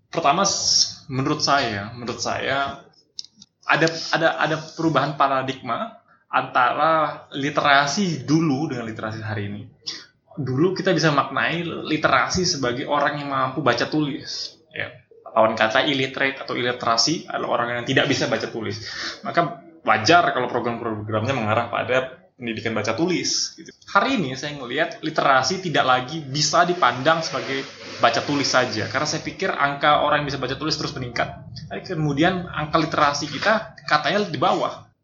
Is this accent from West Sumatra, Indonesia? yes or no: no; Singkawang, West Kalimantan, Indonesia; born there; also born or lived in Pontianak; saya …, lahir di Kota Singkawang, Kalimantan Barat. Um, studi S1 pendidikan itu di Pontianak, kemudian aktif di Pontianak, layak besar tumbuh secara pemikiran juga di Pontianak.